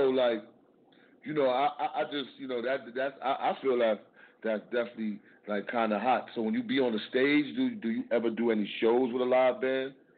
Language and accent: English; New York City, New York, United States; I'm from Harlem, New York